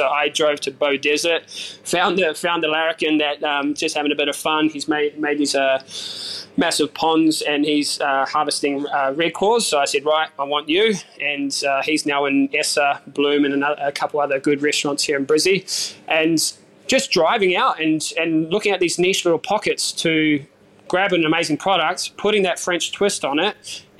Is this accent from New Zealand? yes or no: yes; New Zealand; And I said, well, I'm a Kiwi.